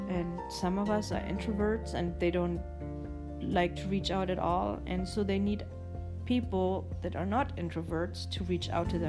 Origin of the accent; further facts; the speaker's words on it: Germany; yes, I was born and raised in Germany, but um, I've always liked cuckoo's clocks